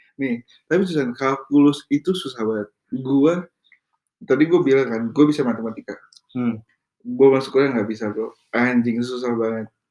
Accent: Indonesia; kita orang Indo

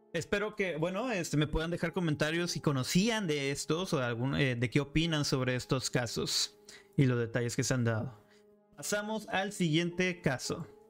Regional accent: Monterrey, Nuevo León, Mexico; Yo soy de Monterrey, Nuevo León.

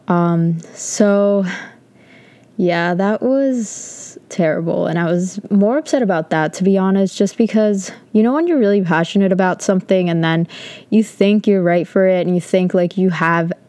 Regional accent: Connecticut, United States; moved away as an adult; I'm from Connecticut

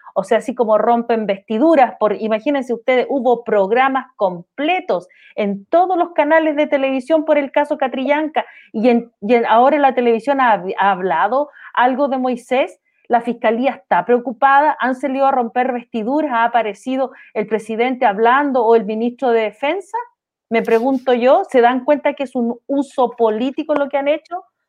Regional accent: Chile; todos somos chilenos acá

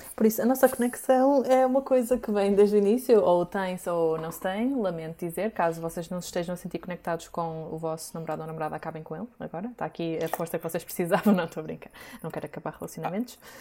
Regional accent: Porto, Norte, Portugal; eu sou do Porto

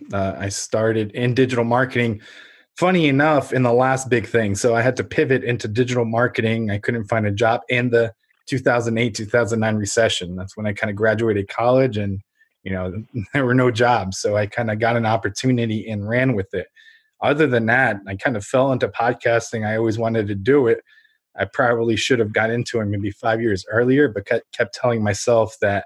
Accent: Ukraine; now in United States; I'm a first generation immigrant from Ukraine.

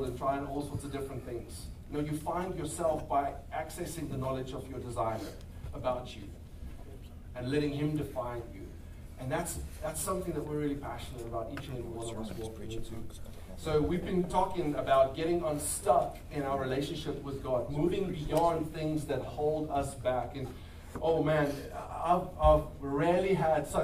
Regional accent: South Africa; moved away as an adult; now in Crowley, United States; We are from South Africa originally. Been here about 3 years.

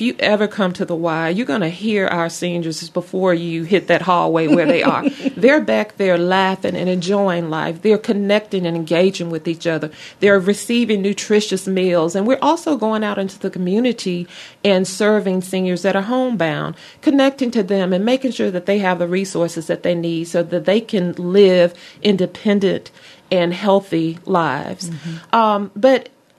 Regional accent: Mobile, Alabama, United States; also born or lived in Opelika, Alabama / Auburn, Alabama; I was born in Mobile, Alabama

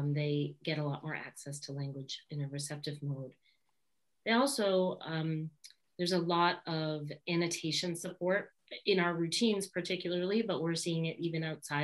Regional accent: Boston, Massachusetts, United States; we're from Boston, we don't even say the R's

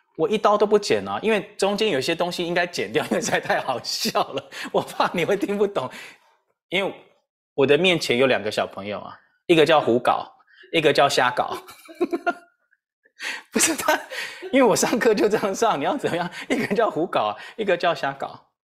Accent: Taiwan; 我们台湾人

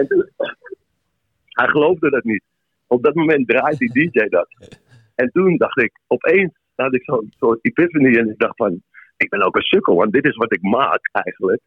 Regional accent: Amsterdam, North Holland, Netherlands; ik ben in Amsterdam geboren, getogen

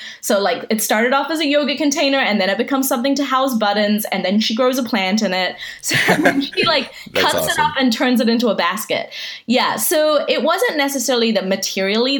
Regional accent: New Zealand; accent: mixed; half Iranian and half Armenian, but pretty much spent most of my life in New Zealand. So that's why my accent is this like strange conglomerate of all these different accents.

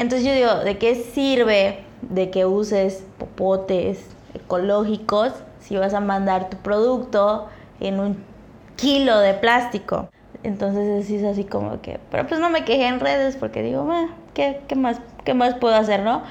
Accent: Chetumal, Quintana Roo, Mexico; de donde soy, ¿no? De Chetumal

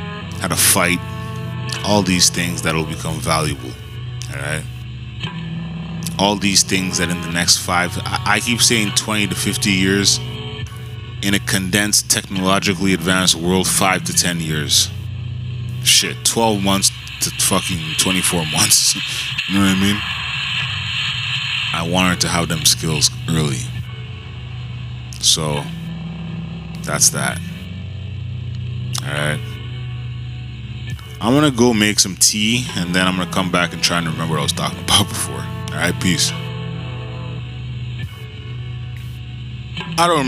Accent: Canada; as Canadians

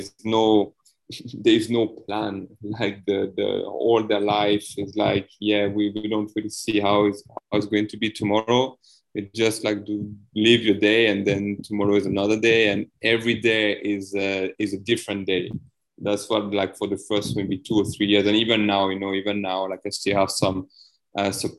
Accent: countryside near the Alps, near Grenoble, Auvergne-Rhône-Alpes, France; moved away as an adult; now in Vietnam; I've been lucky to grow up in the countryside and near the Alps, you know, like maybe you know Grenoble

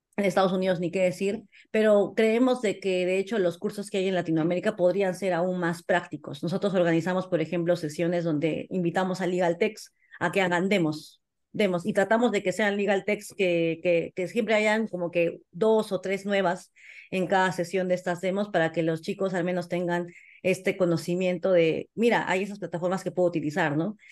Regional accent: Peru; como socios somos peruanos

